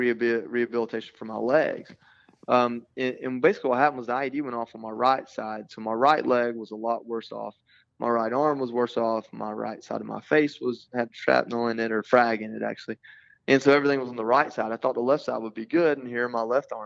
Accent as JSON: {"language": "English", "region": "Georgia", "country": "United States", "said": "I'm from a small town in Georgia."}